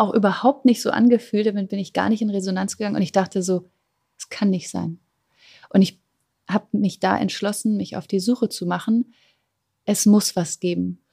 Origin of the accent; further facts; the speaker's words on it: Germany; geboren bin ich ja am Rand von Berlin, wirklich super ländlich. Damals 1984